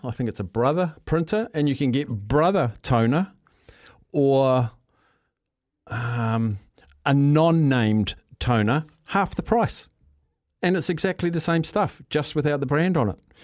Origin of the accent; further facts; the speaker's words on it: New Zealand; As a Kiwi